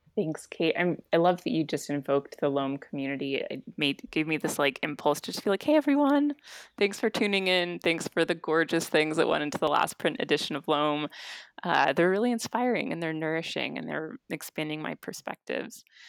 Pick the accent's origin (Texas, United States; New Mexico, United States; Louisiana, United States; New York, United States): New Mexico, United States; Santa Fe; also born or lived in Guatemala; I was born and raised in Santa Fe, New Mexico